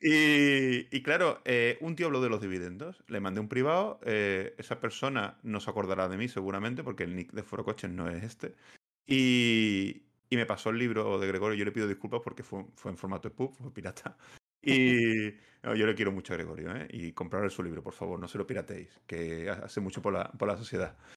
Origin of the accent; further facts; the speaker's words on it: Seville, Andalusia, Spain; now in Badajoz, Spain; soy de Sevilla